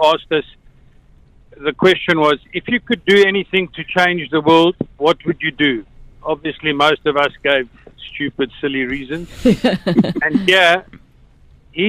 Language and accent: English; South Africa; accent: South African; moved away; I was born in South Africa. My claim to fame is I went to school with Elon Musk.